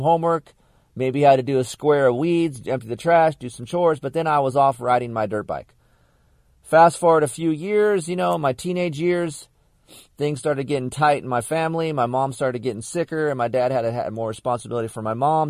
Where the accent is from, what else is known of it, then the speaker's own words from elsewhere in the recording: California, United States; I grew up in Asparagus, California, desert guy